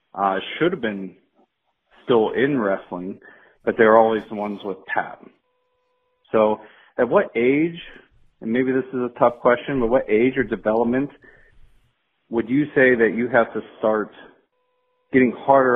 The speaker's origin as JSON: {"language": "English", "region": "southwestern Pennsylvania", "country": "United States", "tie": "born or raised there", "also_born_or_lived": "North Dakota", "moved": "yes", "said": "Growing up in southwestern Pennsylvania, we had huge youth teams"}